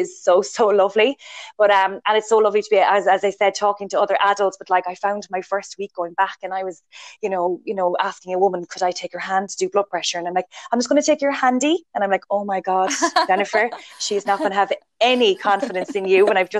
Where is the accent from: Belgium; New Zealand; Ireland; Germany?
Ireland; we're Irish